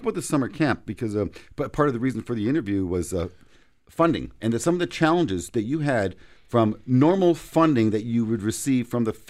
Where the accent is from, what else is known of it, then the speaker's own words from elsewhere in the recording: Canada; As a Canadian, we are generous people.